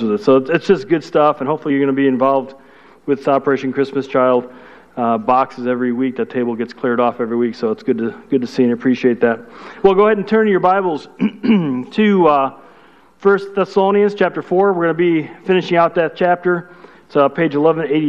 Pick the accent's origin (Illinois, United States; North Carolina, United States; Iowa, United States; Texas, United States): Illinois, United States; Chicago; I'm from Chicago